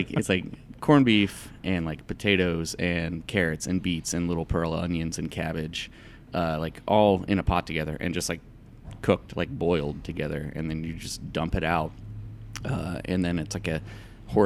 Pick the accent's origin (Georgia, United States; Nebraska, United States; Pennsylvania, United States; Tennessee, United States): Georgia, United States; Metro Atlanta; also born or lived in Northern Virginia / Athens, Georgia; I was born in Northern Virginia, but I was only there until like, I don't know, before I was two or around two. And then my dad got a job down here in Metro Atlanta area, so I grew up in the like Snow Mountain, Snowville area